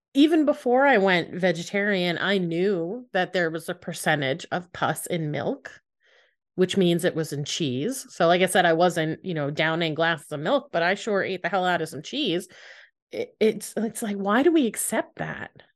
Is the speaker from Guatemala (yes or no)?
no; United States; as an American.